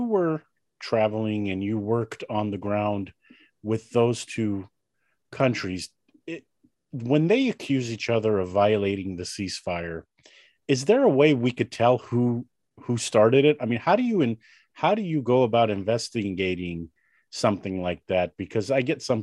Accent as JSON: {"language": "English", "country": "United States", "tie": "born or raised there", "said": "I was born in the United States."}